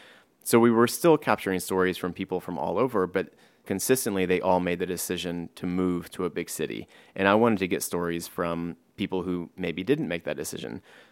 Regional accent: Driftwood, Texas, United States; now in New York, United States; And myself, I live in New York, but I'm not from here. I'm from Driftwood, which is a very small town in Texas.

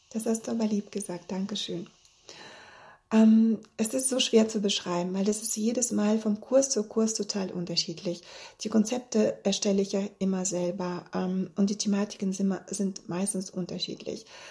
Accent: Bielefeld, North Rhine-Westphalia, Germany; ich komme aus Bielefeld und ich habe drei Kinder

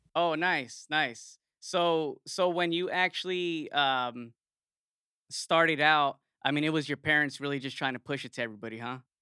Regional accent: Yuma, Arizona, United States; I'm from Yuma, another small

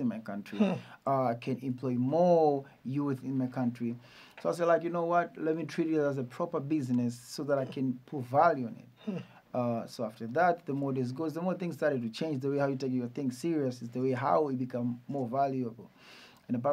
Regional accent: Dar es Salaam, Tanzania; I am from Tandale

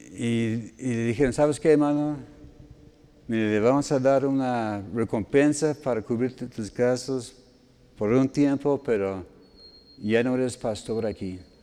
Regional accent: United States; moved away; todos los gringos aquí en el equipo, incluyendo a su servidor

